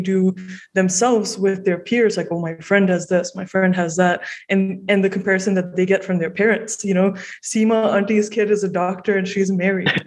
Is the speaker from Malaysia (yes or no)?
yes; Malaysia; moved away as an adult; now in Toronto, Canada; I grew up in Malaysia and I moved to Toronto.